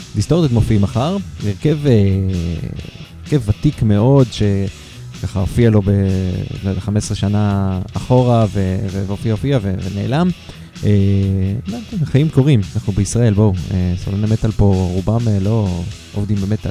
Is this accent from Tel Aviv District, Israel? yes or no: no; Haifa, Haifa District, Israel; אני חיפאי